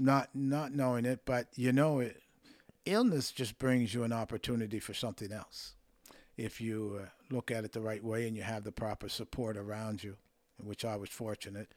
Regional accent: Windsor, Nova Scotia, Canada; moved away; also born or lived in Toronto; I grew up there playing hockey with my friends and acquaintances

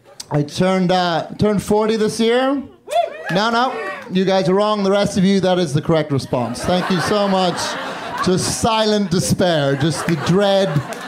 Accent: Northern Ireland, United Kingdom; also born or lived in London; now in Chicago, United States; I live in Chicago, but I grew up in Northern Ireland and London, so now I have this stupid fucking accent.

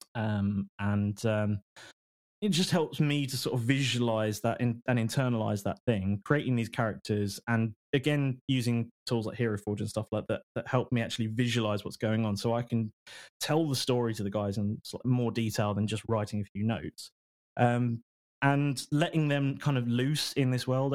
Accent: United Kingdom; we're all British guys

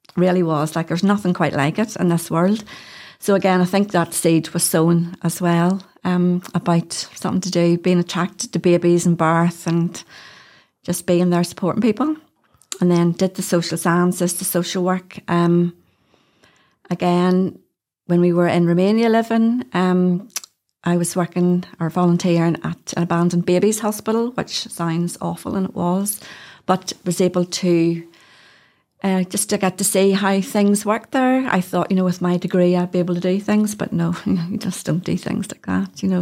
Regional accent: Hillsborough, Northern Ireland, United Kingdom; also born or lived in London; I grew up in Hillsborough

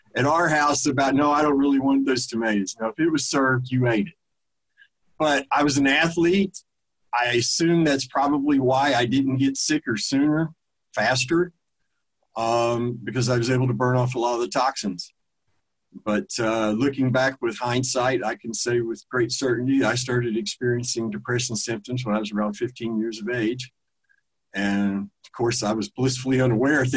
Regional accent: Huntington, West Virginia, United States; moved away as an adult; also born or lived in southeastern United States; I was born in Huntington, West Virginia. I spent first 30 years of my life there primarily

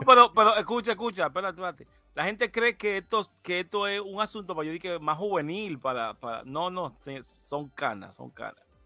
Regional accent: Dominican Republic

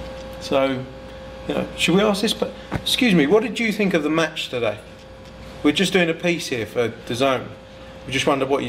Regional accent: Brisbane, Queensland, Australia; I'm from Australia.

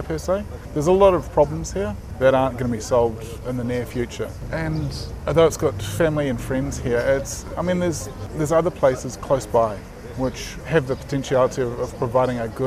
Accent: New Zealand; Being a Kiwi, we very much have our own way about us

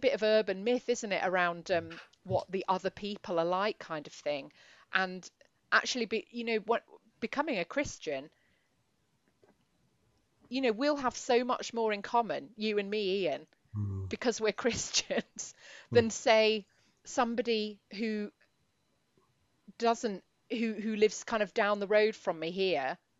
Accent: Edinburgh, Scotland, United Kingdom; I'm from Edinburgh, but if you know, I wasn't bumping into Mez on a daily basis, put it that way, where I was

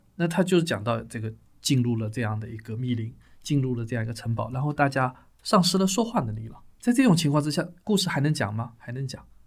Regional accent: China; 按照我们中国人的术语来说

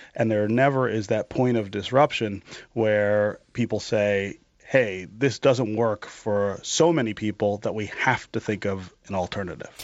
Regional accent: Detroit, Michigan, United States; also born or lived in eastern Kentucky; I've, I've, been working on a project in the neighborhood where I was born here in Detroit on the west side

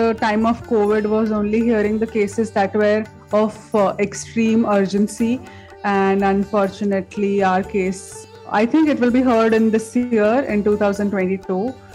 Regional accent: India; from India

